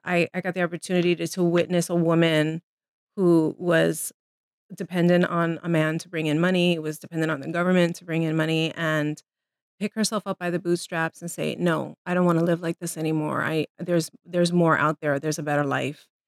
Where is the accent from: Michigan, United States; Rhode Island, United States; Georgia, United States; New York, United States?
New York, United States; New York City; I was born and raised in the Bronx